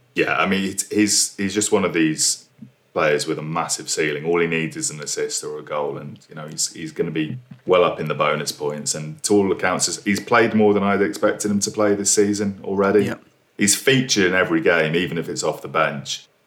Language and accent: English; United Kingdom; being a British citizen